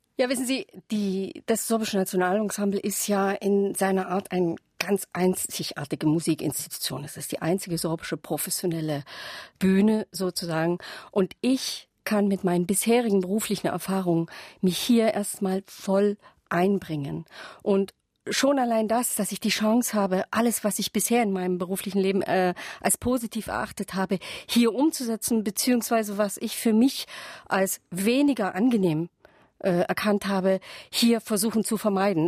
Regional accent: Saxony, Germany; Ich lebe äh, seit sozusagen ein halbes Jahrhundert hier in Sachsen

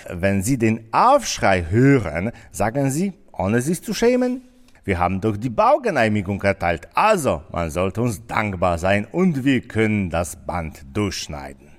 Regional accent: Wrocław, Lower Silesian Voivodeship, Poland; Bei uns in Breslau

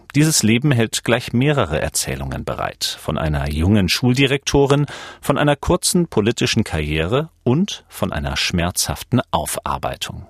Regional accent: Schleswig-Holstein, Germany; now in Leipzig, Germany; seit 16 Jahren Leipziger, geboren 1984 in Schleswig-Holstein.

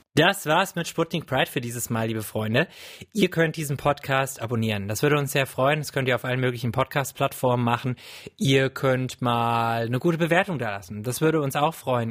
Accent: Wiesbaden, Hesse, Germany; in Wiesbaden, wo ich herkomme

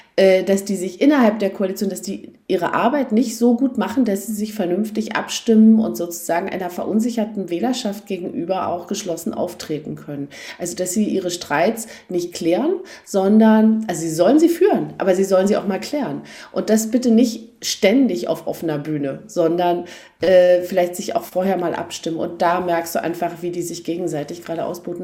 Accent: East Germany, Germany; als Ossi

